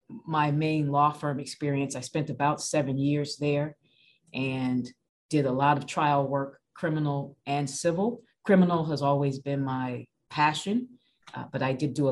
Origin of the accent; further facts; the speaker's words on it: Chicago, Illinois, United States; also born or lived in Washington, District of Columbia, United States; now in Massachusetts, United States; I am from Chicago, and most of my family is in and from Mississippi. So I really am a transplant to Massachusetts